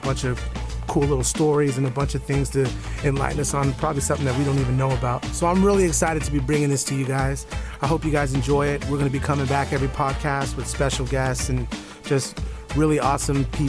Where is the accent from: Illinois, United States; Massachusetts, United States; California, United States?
California, United States; Bay Area; we grew up in the Bay Area